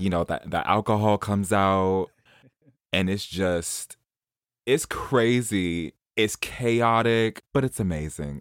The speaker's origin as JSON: {"language": "English", "town": "New York City", "region": "New York", "country": "United States", "moved": "yes", "said": "I'm from Jamaica Queens."}